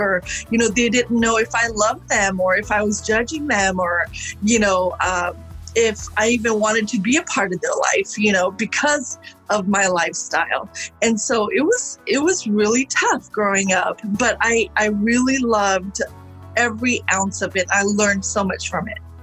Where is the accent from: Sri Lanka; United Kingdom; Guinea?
Sri Lanka; now in United States; I was born in Sri Lanka, and um, it is a predominantly Buddhist nation